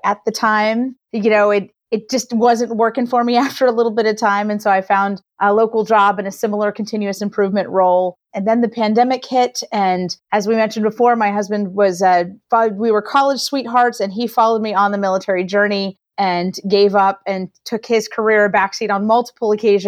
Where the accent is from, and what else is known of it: Atlanta, Georgia, United States; born or raised there; moved away as an adult; also born or lived in Venezuela / Boston / San Diego / Japan; now in Northern California, United States